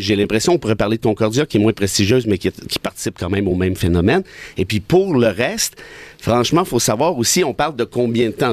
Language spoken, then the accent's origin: French; Mont-Laurier, Quebec, Canada; à Mont-Laurier, mon patelin